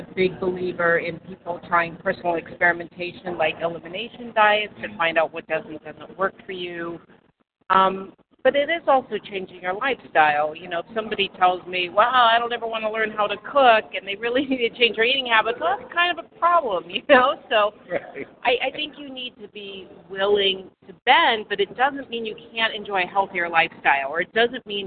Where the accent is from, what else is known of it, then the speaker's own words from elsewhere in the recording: Pittsburgh, Pennsylvania, United States; moved away as an adult; also born or lived in New York City; I am originally from the Berg, born and raised in the suburbs, and after I graduated from Pitt